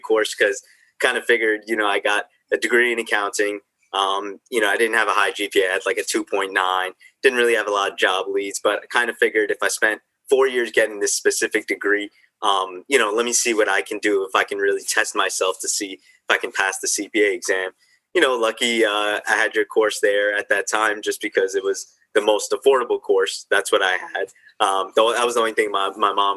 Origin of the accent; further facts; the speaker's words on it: Dix Hills, New York, United States; moved away as an adult; also born or lived in Miami; now in Jersey City, United States; I'm originally from Long Island, New York. So after I graduated in 2012, I came back home to Long Island